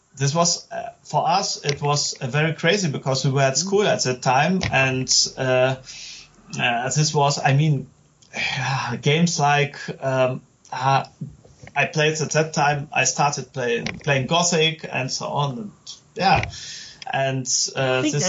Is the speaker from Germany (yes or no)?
yes; Germany; I'm game developer from Germany